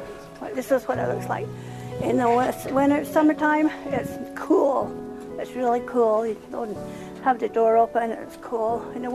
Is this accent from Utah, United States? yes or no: yes; Leamington, Utah, United States; now in Westwater, United States; I used to live in Leamington, Utah. That's where I was raised.